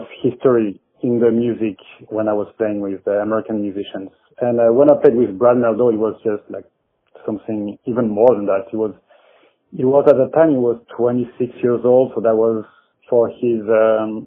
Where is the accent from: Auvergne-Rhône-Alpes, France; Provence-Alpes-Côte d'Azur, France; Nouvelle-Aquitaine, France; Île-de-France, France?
Provence-Alpes-Côte d'Azur, France; Aix-en-Provence; accent: French; English is a second language; moved away as an adult; also born or lived in Paris; now in New York, United States; I'm coming from the south of France, near Marseille, a region called Aix-en-Provence